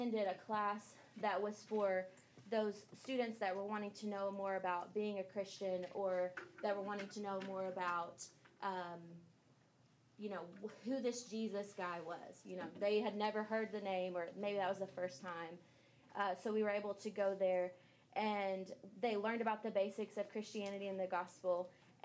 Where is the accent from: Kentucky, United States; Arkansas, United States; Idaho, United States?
Kentucky, United States; I am from Kentucky